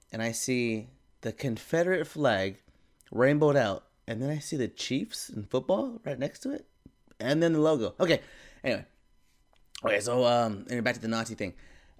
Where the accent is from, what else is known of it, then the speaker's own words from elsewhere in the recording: Philippines; I'm also Filipino.